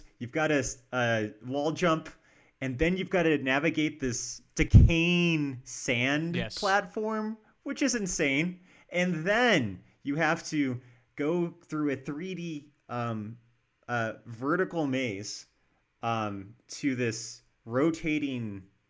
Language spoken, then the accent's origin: English; Denver, Colorado, United States; we're from Denver, by the way.